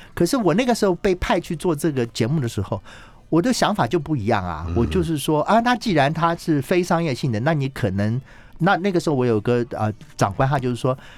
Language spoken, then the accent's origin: Chinese; Taiwan; also born or lived in United States; 所以我就回台湾来了